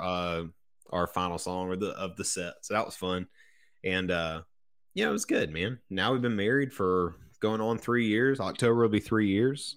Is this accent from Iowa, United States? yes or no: no; Ashwood, South Carolina, United States; I grew up in Ashwood, South Carolina, which is about halfway between Sumter, where I currently live, and Bishopville